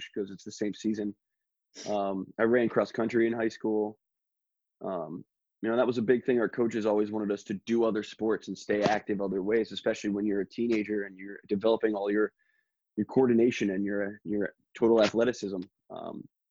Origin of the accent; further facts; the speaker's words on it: Berwick, Pennsylvania, United States; my hometown of Berwick